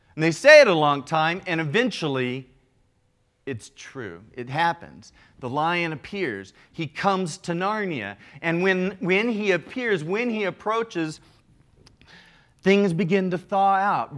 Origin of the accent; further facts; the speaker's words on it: Midwest, United States; also born or lived in Chicago; now in Southern California, United States; Now, here in Southern California, I'm from the Midwest.